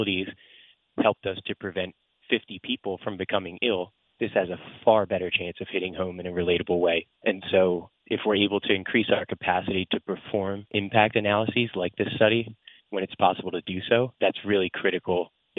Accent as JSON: {"language": "English", "region": "New Jersey", "country": "United States", "tie": "born or raised there", "moved": "yes", "lives_now": "Atlanta, United States", "said": "I've played since I was a kid growing up in New Jersey"}